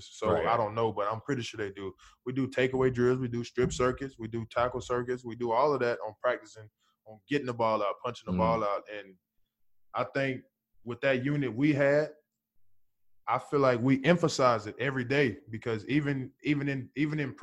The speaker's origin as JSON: {"language": "English", "region": "Alabama", "country": "United States", "said": "I'm from Bama"}